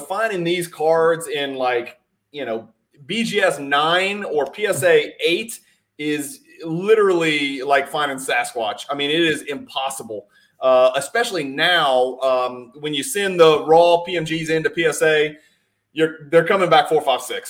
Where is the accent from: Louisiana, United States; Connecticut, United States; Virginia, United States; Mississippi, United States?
Louisiana, United States; I'm from Louisiana